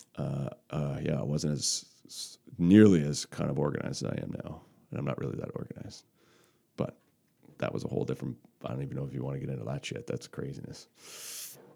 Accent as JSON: {"language": "English", "area": "Cape Breton, Margaree Valley", "region": "Nova Scotia", "country": "Canada", "tie": "born or raised there", "said": "I grew up in Cape Breton. So, um, I grew up in Marguerite Valley."}